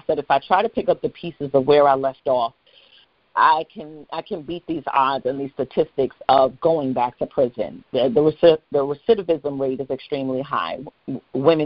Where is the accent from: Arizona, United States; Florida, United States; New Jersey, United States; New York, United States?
New York, United States; New York City; I was raised in Gun Hill Projects in the Bronx, you know, New York City housing